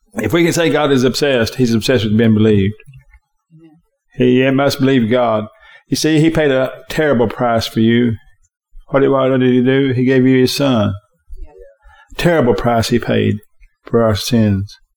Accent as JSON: {"language": "English", "country": "United States", "said": "my freedom as an American."}